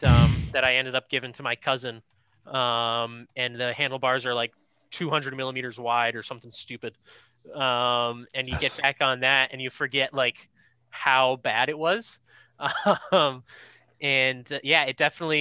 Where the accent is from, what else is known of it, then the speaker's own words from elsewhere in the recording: Cape Cod, Massachusetts, United States; I grew up on the Cape